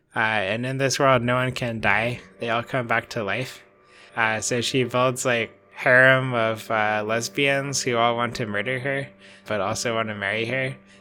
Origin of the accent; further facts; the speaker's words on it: United States; I'm American